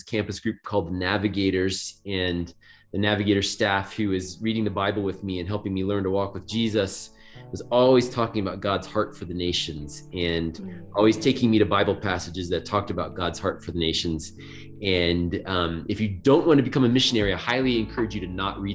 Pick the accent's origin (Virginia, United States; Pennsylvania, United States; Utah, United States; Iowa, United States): Virginia, United States; moved away as an adult; also born or lived in Japan; I grew up in Virginia